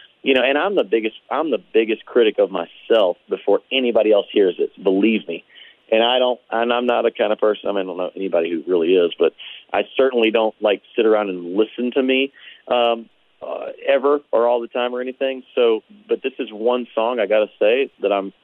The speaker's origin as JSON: {"language": "English", "town": "Perryville", "region": "Missouri", "country": "United States", "tie": "born or raised there", "said": "I was born in Perryville"}